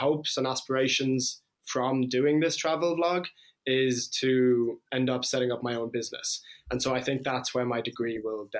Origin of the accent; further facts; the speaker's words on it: London, United Kingdom; moved away; also born or lived in Limerick, Ireland / Iran; I'm half Irish, half Iranian. So my mom is from Ireland and my dad was from Iran. And I was born in Limerick, but I grew up in London and then moved to Iran